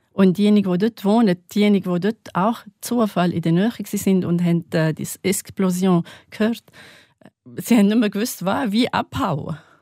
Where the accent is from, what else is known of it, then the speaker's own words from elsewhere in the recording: North Governorate, Lebanon; German is a second language; now in St. Gallen, Switzerland; ich komme aus Nordlibanon